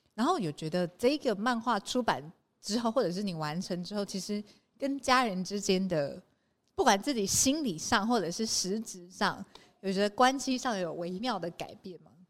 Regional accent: Taipei, Taiwan; moved away as an adult; now in Taitung, Taiwan; 我是台北人，然后来台东台东工作

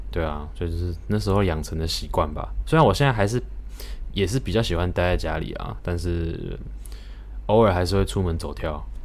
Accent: Thailand; 我们在泰国长大的

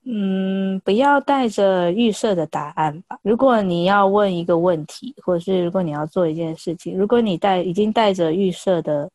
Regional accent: Taiwan; also born or lived in India / United Kingdom; 我们台湾人

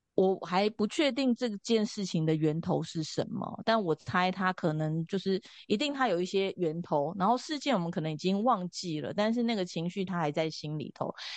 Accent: Taipei, Taiwan; 我是从小是在，就是我们家在通化夜市的附近，通化市场的附近。那从小就在这边长大

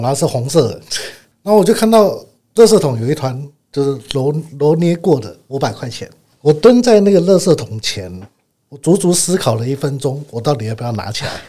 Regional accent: Kaohsiung, Taiwan; 我第一间房子买在高雄， 虽然我是高雄人啊

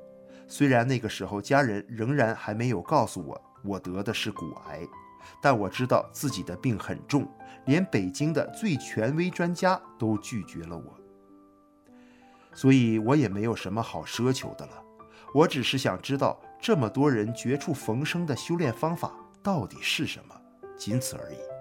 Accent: Hebei, China; 我喝着从河北老家寄来的中药和买来的止疼药

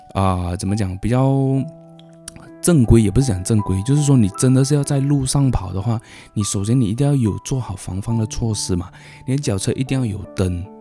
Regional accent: Malaysia; 我们，呃，马来西亚公民

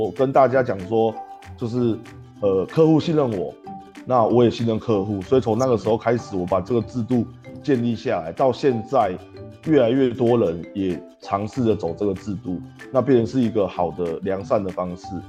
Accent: Taipei, Taiwan; moved away as an adult; now in Yunlin, Taiwan; 我是一个土生土长的台北人，然后嗯。我早期在台北呢，做的是房屋中介的工作

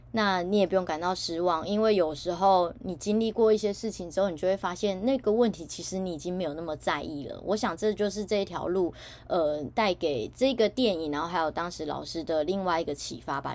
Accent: Taiwan; 我身在台湾

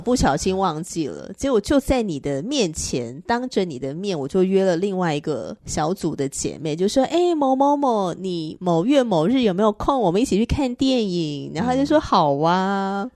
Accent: northern Taiwan, Taiwan; 那我是彻头彻尾的北部人啊

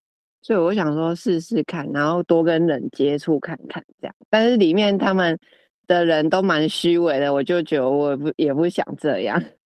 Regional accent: Chiayi, Taiwan; 回到我们的家乡， 嘉义

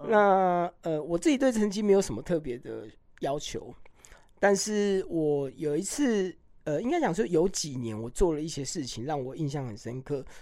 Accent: Hualien, Hualien County, Taiwan; 这个又是我的花莲，我出生的地方

